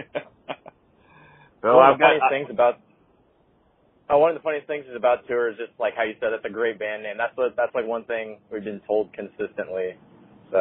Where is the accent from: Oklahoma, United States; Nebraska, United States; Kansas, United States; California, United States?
Nebraska, United States; Omaha; We're in the band Cat Piss. And we're from Omaha, Nebraska